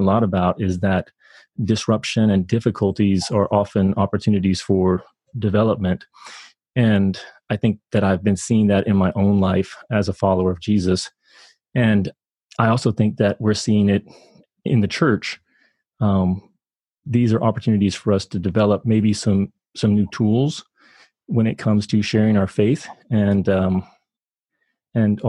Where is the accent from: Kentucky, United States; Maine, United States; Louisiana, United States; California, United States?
Kentucky, United States; moved away as an adult; I was born in Kentucky and spent a lot of my childhood there